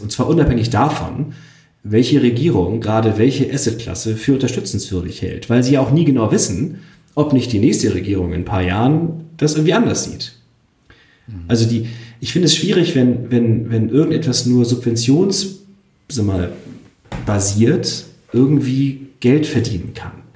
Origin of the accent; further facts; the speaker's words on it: Switzerland; ich bin ja auch Schweizer